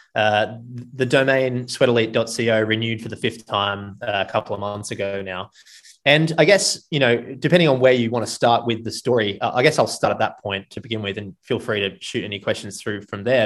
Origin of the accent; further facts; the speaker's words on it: Gold Coast, Queensland, Australia; Going from a surfing culture on the Gold Coast in Australia to the middle of Texas was not easy for a 19 year old